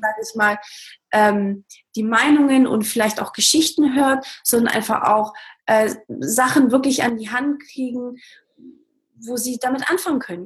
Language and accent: German; Baden-Württemberg, Germany; also born or lived in Portugal; ich bin ursprünglich aus Portugal und bin aber in, in Baden-Württemberg aufgewachsen